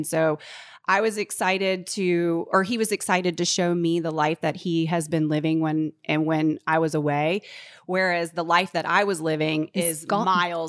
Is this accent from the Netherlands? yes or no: no; Charlotte, North Carolina, United States; Charlotte, I'm from Charlotte.